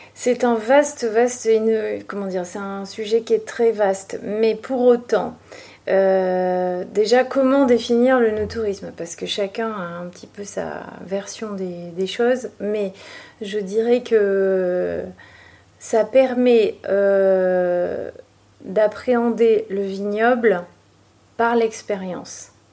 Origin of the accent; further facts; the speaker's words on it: Libourne, Nouvelle-Aquitaine, France; je suis née à Libourne et j'ai grandi euh, ici en fait.